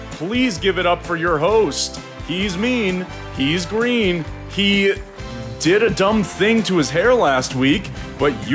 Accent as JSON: {"language": "English", "region": "New Jersey", "country": "United States", "said": "I'm from New Jersey. I work in consulting and I'm engaged to my wonderful fiance."}